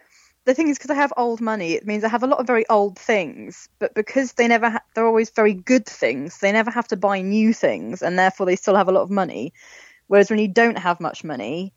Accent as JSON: {"language": "English", "area": "Oxfordshire", "region": "South East England", "country": "United Kingdom", "tie": "born or raised there", "accent": "posh", "said": "I grew up in Oxfordshire, but I grew up in a terraced house."}